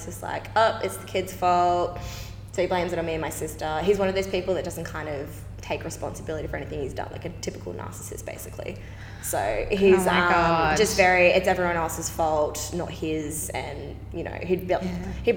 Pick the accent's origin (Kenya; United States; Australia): Australia; Ipswich, Queensland; moved away; So grew up in Queensland. So my family lives in it's a town pretty